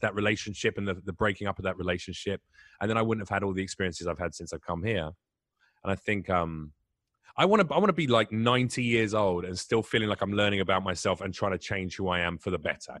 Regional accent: England, United Kingdom; moved away; I'm English

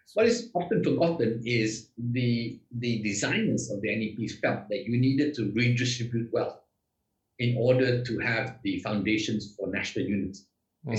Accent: Malaysia; I'm Malaysian.

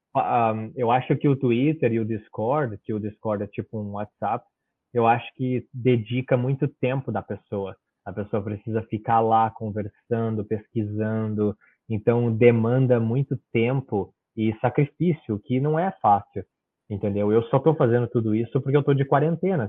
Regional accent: Brazil; now in Australia; certificado pela corte do Brasil, da cidade onde eu nasci

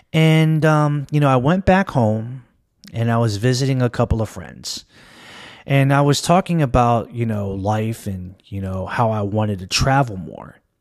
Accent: Maryland, United States; I'm born and raised in Maryland. I live in the Washington, D C metropolitan area.

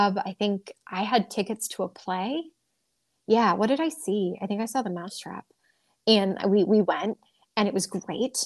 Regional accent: New England, United States; I came over here from New England

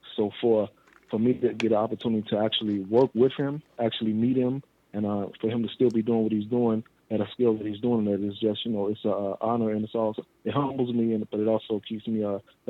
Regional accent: Chicago, Illinois, United States; Well, my hometown is Chicago, Illinois, and I'm currently there, born and raised.

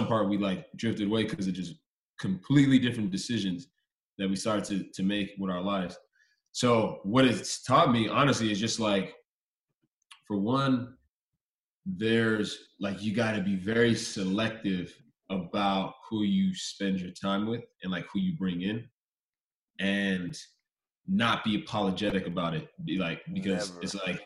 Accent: Stockton, California, United States; also born or lived in Los Angeles, California; growing up in Stockton, I was born in LA, so it's like I was born in LA, lived there until for like 10 years, and then moved to Stockton

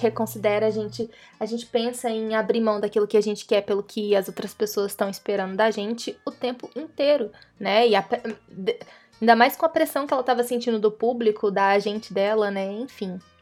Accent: Brazil; A gente é brasileiro, a gente conhece a gambiarra

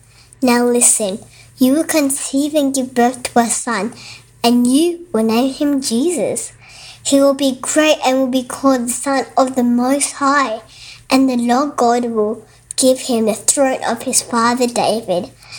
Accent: Australia; I'm 7 years old and I'm from Australia.

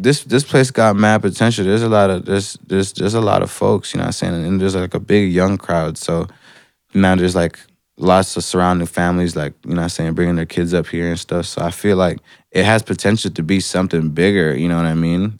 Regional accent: Atlanta, Georgia, United States; now in Canada; I'm from Atlanta

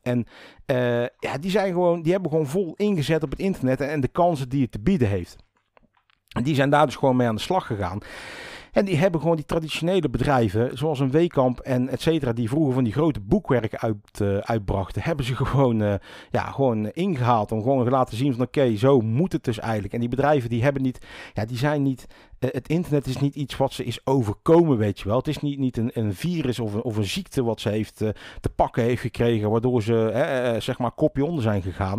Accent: 's-Hertogenbosch, North Brabant, Netherlands; also born or lived in Rosmalen; ik kom zelf uit Den Bosch

